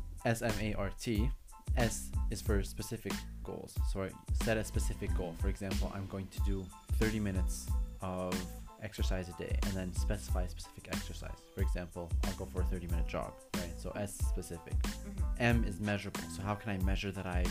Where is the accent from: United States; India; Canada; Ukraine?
Canada; I'm Canadian